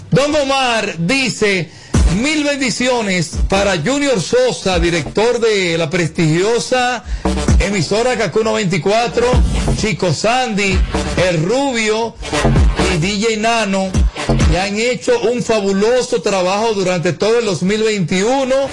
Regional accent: Puerto Rico; now in Miami, United States; Eh, resido en Miami, pero soy de Puerto Rico.

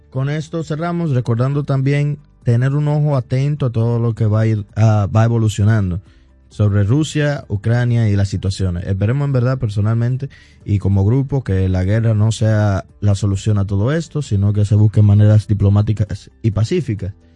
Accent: Dominican Republic; nosotros como dominicanos

